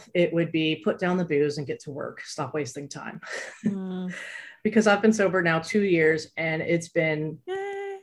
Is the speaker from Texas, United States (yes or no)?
yes; Abilene, Texas, United States; I grew up in Abilene, Texas, which is very small and conservative